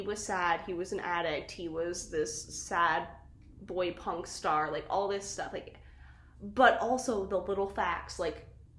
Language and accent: English; Colorado, United States; now in Portland, United States; Growing up in Colorado, I'm, having to overwater my plants.